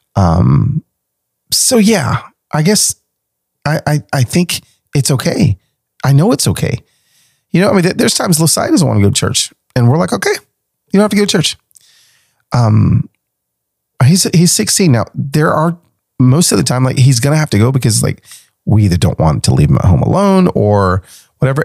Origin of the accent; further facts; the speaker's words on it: Nashville, Tennessee, United States; here in Nashville, in my hometown